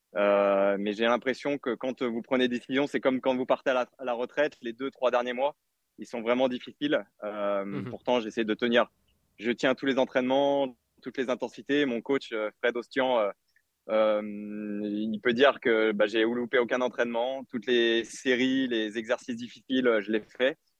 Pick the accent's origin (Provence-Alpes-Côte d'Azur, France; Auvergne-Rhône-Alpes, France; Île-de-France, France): Auvergne-Rhône-Alpes, France; Artemare; moved away as an adult; also born or lived in Marseille; now in Plan-de-Cuques, France; Je suis né dans l'Ain